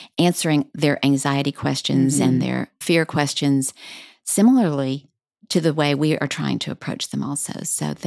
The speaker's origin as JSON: {"language": "English", "town": "El Paso", "region": "Texas", "country": "United States", "tie": "born or raised there", "moved": "yes", "lives_now": "Dallas, United States", "said": "I grew up in El Paso"}